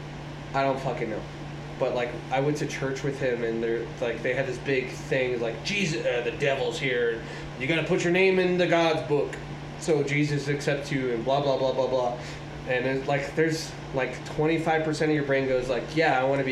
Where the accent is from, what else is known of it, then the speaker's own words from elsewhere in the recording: Roswell, United States; I grew up in Roswell